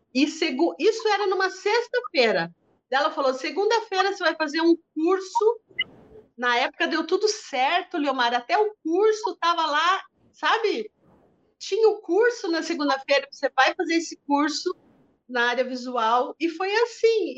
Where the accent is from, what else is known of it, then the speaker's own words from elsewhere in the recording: Brazil; lá em Tararé, na cidade onde eu nasci, no colégio de freiras, onde eu estudei